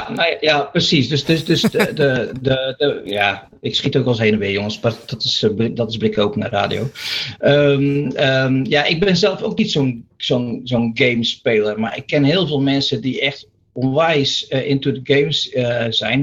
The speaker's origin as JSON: {"language": "Dutch", "region": "Zeeland", "country": "Netherlands", "tie": "born or raised there", "moved": "yes", "said": "ik ben een boertje uit Zeeland van oorsprong"}